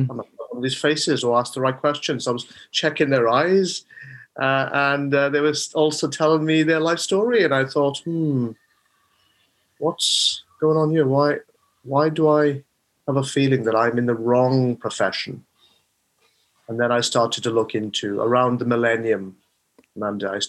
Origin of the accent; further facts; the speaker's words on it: Rhondda, Wales, United Kingdom; also born or lived in Neath / Swansea; I was born in um, Neath. My parents came over in the 1960s from Bangladesh. So uh, they moved around the UK because my father was a doctor, and then settled. They settled in South Wales, and that's where I was born and uh, brought up in the Rhondda.